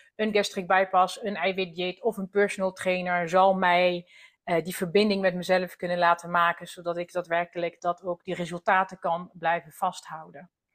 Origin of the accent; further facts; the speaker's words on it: France; Dutch is a second language; now in Netherlands; oorspronkelijk kom ik uit Frankrijk